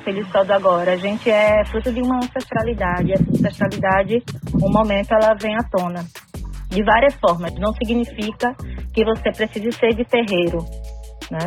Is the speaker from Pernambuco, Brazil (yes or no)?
yes; Porto de Galinhas, Pernambuco, Brazil; now in Recife, Brazil; mas eu sou lá de Porto de Galinhas, que é litoral sul de Pernambuco